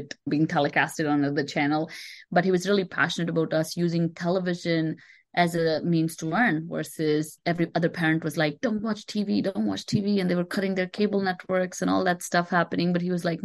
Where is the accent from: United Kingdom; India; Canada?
India; moved away as an adult; now in United States; I moved to the US about 11 years ago. I grew up in India.